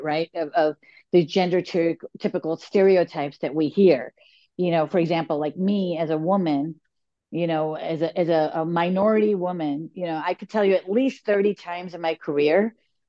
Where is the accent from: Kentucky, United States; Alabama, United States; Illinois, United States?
Illinois, United States; Chicago; I was born and raised in Chicago, and we say, "You guys."